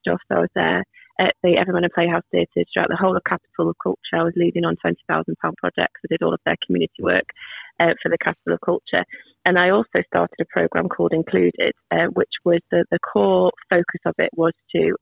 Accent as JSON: {"language": "English", "town": "Nantwich", "region": "North West England", "country": "United Kingdom", "tie": "born or raised there", "also_born_or_lived": "Manchester / Liverpool", "said": "I grew up here in Nantwich, and then I went to university in Manchester, and then I worked in Liverpool"}